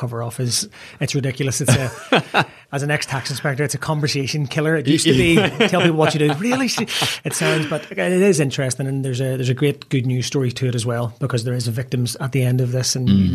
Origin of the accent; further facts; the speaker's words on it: Belfast, Northern Ireland, United Kingdom; I grew up in Ardoyne in North Belfast